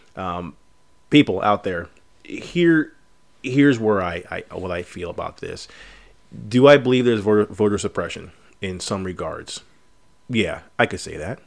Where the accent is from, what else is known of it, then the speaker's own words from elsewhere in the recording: United States; us as American citizens